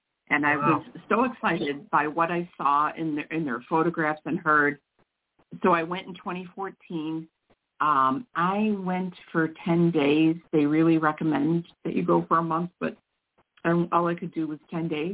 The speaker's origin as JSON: {"language": "English", "town": "Mount Prospect", "region": "Illinois", "country": "United States", "tie": "born or raised there", "also_born_or_lived": "northwest suburbs of Chicago", "said": "I'm not terribly far from where I grew up in Mount Prospect, Illinois"}